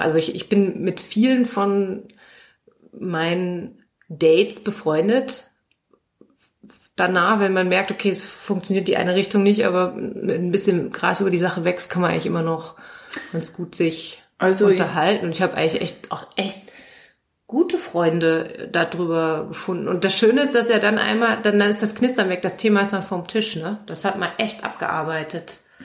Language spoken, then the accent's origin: German; Germany; ich als Deutsche